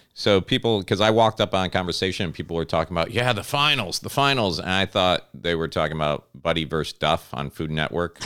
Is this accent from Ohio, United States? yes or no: no; Connecticut, United States; when I was a kid growing up in Connecticut